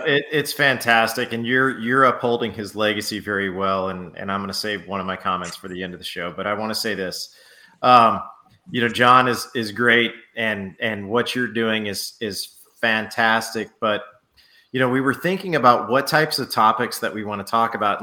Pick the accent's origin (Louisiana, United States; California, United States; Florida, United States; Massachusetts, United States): Louisiana, United States; New Orleans; moved away; I'm originally originally from New Orleans.